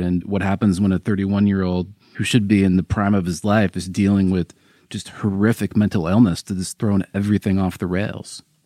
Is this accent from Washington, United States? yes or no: yes; Seattle, Washington, United States; now in Los Angeles, United States; I'm from Seattle